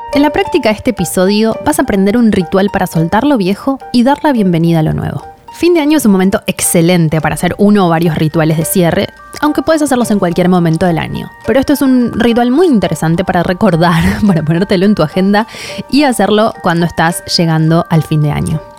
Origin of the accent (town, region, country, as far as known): Argentina